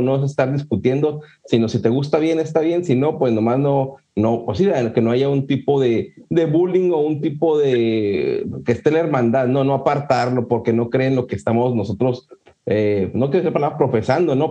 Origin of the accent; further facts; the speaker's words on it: Ciudad Juárez, Chihuahua, Mexico; yo soy de Ciudad Juárez